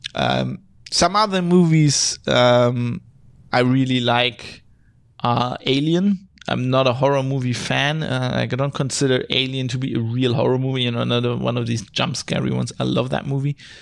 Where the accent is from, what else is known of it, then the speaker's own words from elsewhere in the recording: Duisburg, North Rhine-Westphalia, Germany; English is a second language; also born or lived in Australia; now in Düsseldorf, Germany; I was born just a city further north in Duisburg